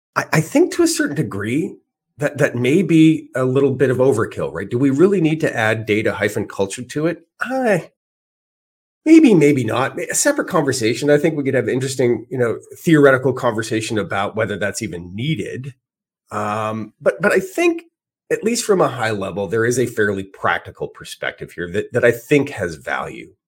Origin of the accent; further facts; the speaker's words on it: Edmonton, Alberta, Canada; moved away; I'm originally from Edmonton, Alberta, and all my family is still there